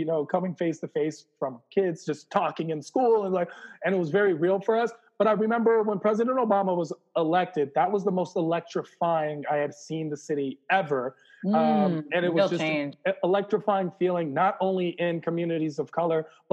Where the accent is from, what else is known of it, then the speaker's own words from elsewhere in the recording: Washington, District of Columbia, United States; I'm from Washington, D.C. I am basically a Washington, D.C. personified person